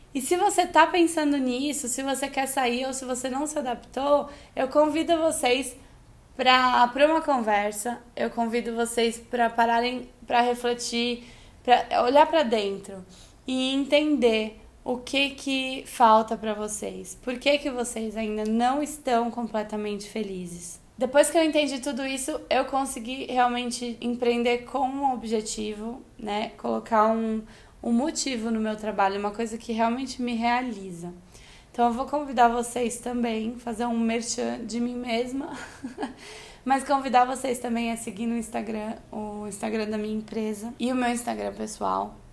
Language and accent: Portuguese; Brazil; moved away as an adult; also born or lived in São Paulo / Australia; eu sou brasileira pra caramba